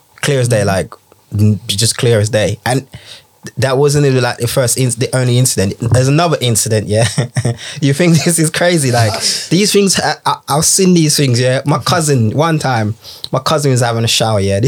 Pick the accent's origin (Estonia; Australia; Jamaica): Jamaica; now in United Kingdom; I grew up in Jamaica